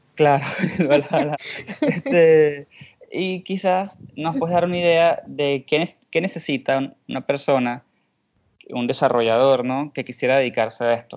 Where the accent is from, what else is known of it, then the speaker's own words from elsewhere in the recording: Venezuela; now in Argentina; yo estoy en Argentina, pero yo soy de Venezuela